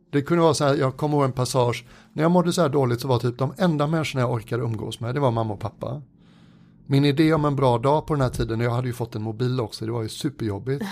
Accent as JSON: {"language": "Swedish", "country": "Sweden", "said": "som många svenskar"}